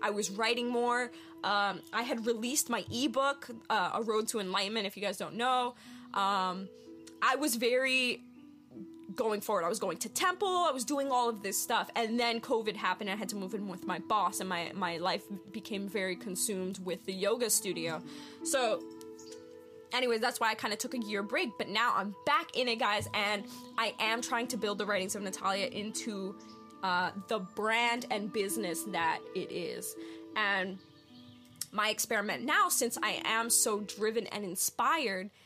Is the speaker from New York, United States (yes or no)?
yes; New York, United States; moved away; also born or lived in Pennsylvania; I'm originally from New York, but I've lived in Pennsylvania for a few years